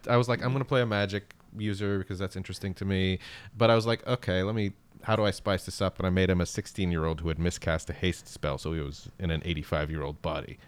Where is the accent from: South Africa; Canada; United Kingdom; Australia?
Canada; English is a second language; also born or lived in Baghdad, Iraq; I'm born in Baghdad, Iraq, and I emigrated to Canada when I was, uh, eight or nine.